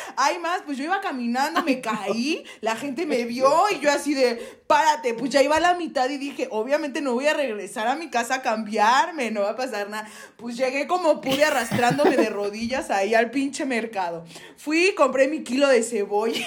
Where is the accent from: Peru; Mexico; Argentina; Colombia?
Mexico; yo soy mexicana, el mezcal lo llevo en la sangre